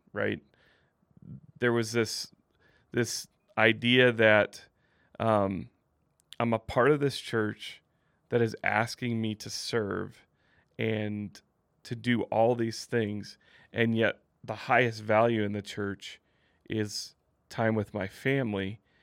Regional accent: Midwest, United States; now in Utah County, United States; growing up in the Midwest

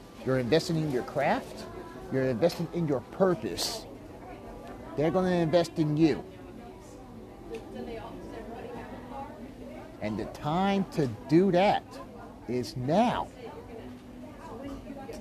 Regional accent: Kansas City, United States; also born or lived in Wichita, Kansas; I live here in Kansas City. This is my hometown.

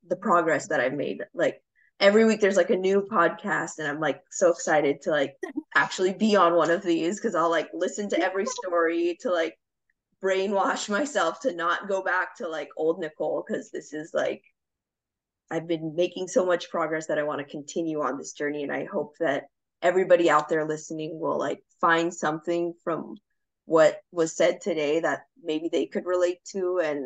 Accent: Long Beach, California, United States; now in Los Alamitos, United States; I'm from Long Beach, California, but right now I'm living in Los Alamitos

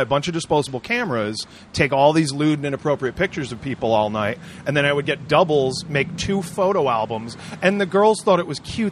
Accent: Warwick, Rhode Island, United States; also born or lived in Providence, Rhode Island; I'm born in Providence, grew up mostly in Warwick.

